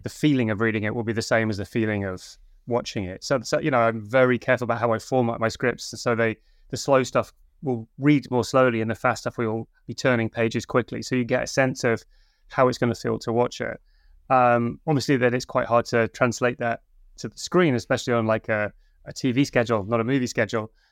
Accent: Yorkshire and the Humber, United Kingdom; moved away; I'm originally from Yorkshire

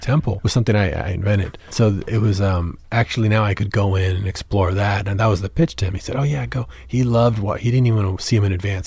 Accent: San Antonio, Texas, United States; I grew up in San Antonio.

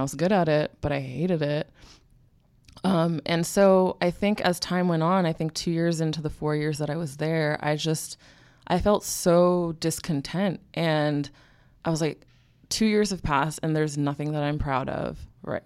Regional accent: Bay Area, California, United States; moved away as an adult; also born or lived in US East Coast / Philadelphia, Pennsylvania; now in New York, United States; I was born in the Bay Area, California, and then I grew up between the East and West Coast, kind of like back and forth

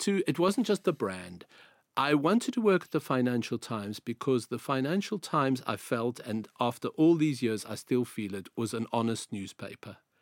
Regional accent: South Africa; accent: South African; moved away as an adult; also born or lived in Greece

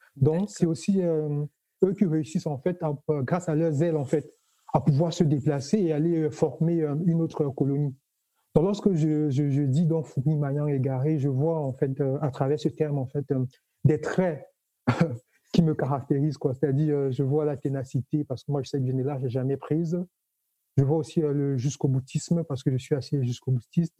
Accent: Cameroon; now in Toulouse, France; je suis originaire du Cameroun

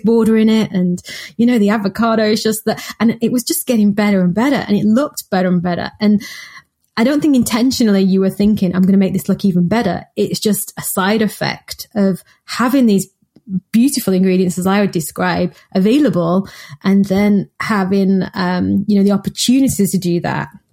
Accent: Manchester, North West England, United Kingdom; I'm from Manchester

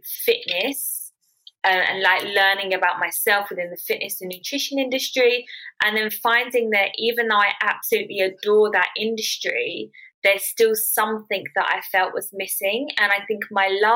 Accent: United Kingdom; I'm 28 from London, Essex

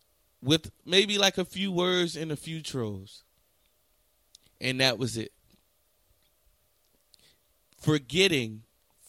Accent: New Jersey, United States; I'm from Jersey. I was raised on Hot 97 and 107.5

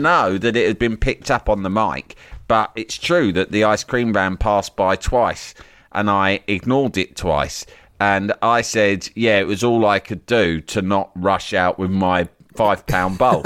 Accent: England, United Kingdom; my English upbringing

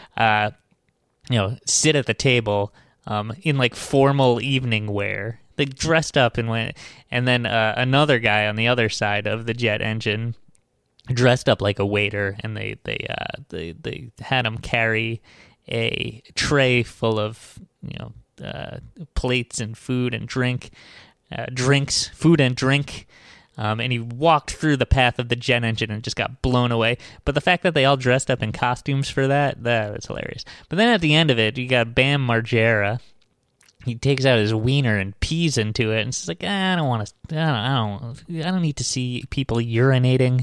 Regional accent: Long Island, New York, United States; now in New York City, United States; I grew up on Long Island, which is like, you know, uh, my town was like, uh, an hour away from New York

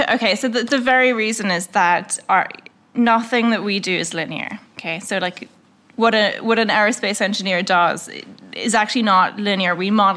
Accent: Northern Ireland, United Kingdom; but the first thing is I'm from Northern Ireland, and like, okay, wait, where is that?

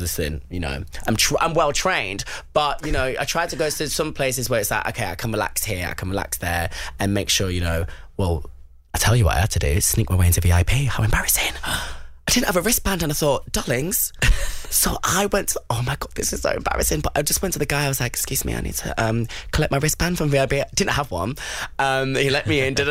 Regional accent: Bury, North West England, United Kingdom; also born or lived in London; Bury, my hometown

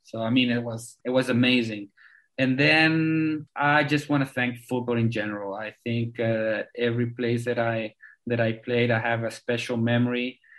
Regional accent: South Africa; born there; English is a second language; I was born in South Africa, and I've been talking to you today with the English.

